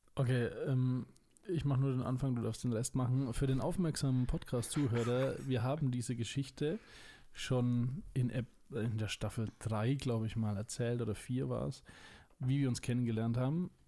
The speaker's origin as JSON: {"language": "German", "town": "Schwabach", "region": "Bavaria", "country": "Germany", "said": "Ich komme aus Franken. Ich sage meistens nicht woher, aber jetzt sage ich es, ich glaube, zum vierten Mal erst, äh, aus Schwabach"}